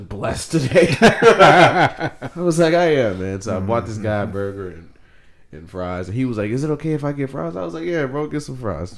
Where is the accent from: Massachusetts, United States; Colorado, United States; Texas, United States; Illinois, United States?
Texas, United States; Houston; I'm from Houston